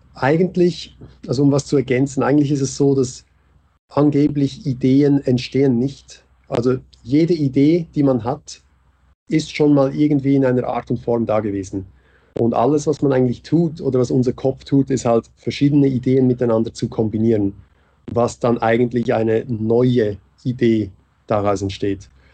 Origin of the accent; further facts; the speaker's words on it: Switzerland; moved away as an adult; now in Vienna, Austria; Ich bin Schweizer, der in Wien wohnt. der nach Wien gekommen ist. Aber schon, also Schweizer und seit vier Jahren in Wien